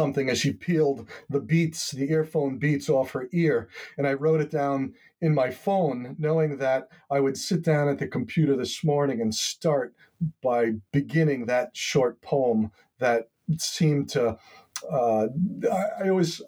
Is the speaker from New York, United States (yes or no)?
yes; Long Island, New York, United States; now in Swan's Island, United States; I grew up on Long Island, very suburban, very postage stamp lot subdivision type of environment.